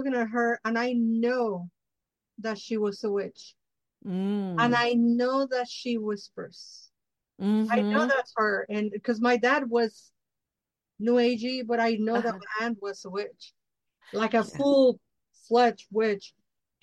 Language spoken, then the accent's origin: English; Mexico; I'm Mexica, I'm indigenous from Mexico.